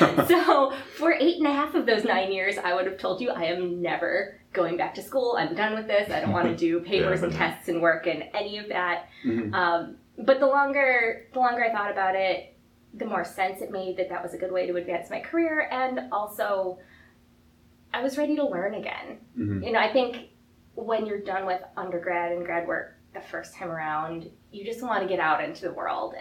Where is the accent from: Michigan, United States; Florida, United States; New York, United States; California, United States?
New York, United States; Buffalo; we're from Buffalo